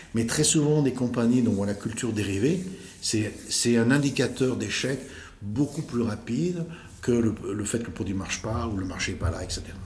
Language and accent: French; Lyon, Auvergne-Rhône-Alpes, France; accent: French; je suis né à Lyon, le 26 septembre 1959. et études, euh, assez, assez brillantes d'ailleurs, lycée du Parc à Lyon